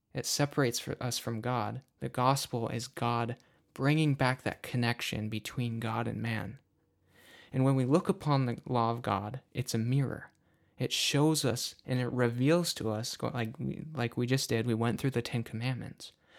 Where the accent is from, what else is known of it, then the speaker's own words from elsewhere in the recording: Upper Peninsula of Michigan, United States; I am from the Upper Peninsula of Michigan.